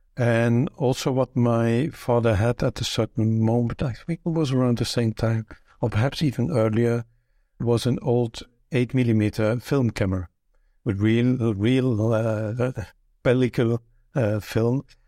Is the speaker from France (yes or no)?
no; Belgium; first language Dutch; English is a second language; moved away as an adult; now in Luxembourg; I was born in Belgium, but I've lived here in Luxembourg for thirty-two years, more than half my life